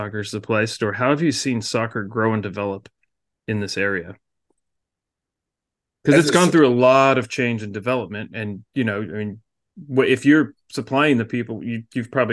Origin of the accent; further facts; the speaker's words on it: Portland, Oregon, United States; I was growing up in North Portland